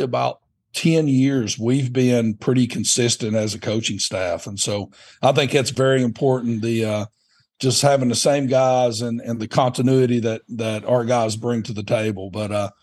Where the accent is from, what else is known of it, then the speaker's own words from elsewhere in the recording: Morristown, Tennessee, United States; moved away as an adult; now in Huntington, United States; I was born and raised in Morristown